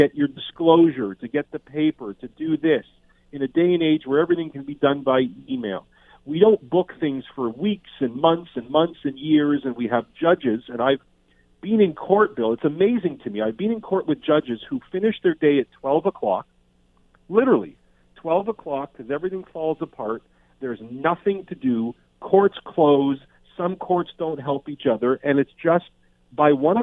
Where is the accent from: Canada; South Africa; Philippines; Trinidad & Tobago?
Canada; a Canadian criminal defense lawyer